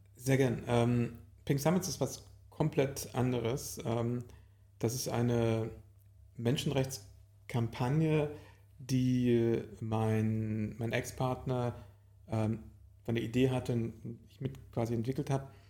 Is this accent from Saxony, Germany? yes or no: yes; Leipzig, Saxony, Germany; Ursprünglich bin ich in Leipzig geboren und bin eigentlich auch immer dort und immer wieder dort